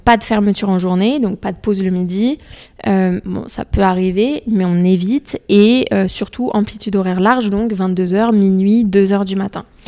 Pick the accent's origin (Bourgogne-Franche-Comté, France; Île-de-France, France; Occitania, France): Île-de-France, France; Essonne; also born or lived in London; j'ai grandi dans le 91. Mes parents sont toujours dans le 91